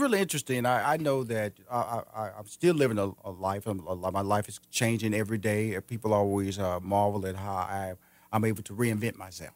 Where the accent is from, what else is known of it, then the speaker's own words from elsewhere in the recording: Houston, Texas, United States; moved away as an adult; now in Atlanta, United States; I'm from Houston, Texas. I'm originally from there.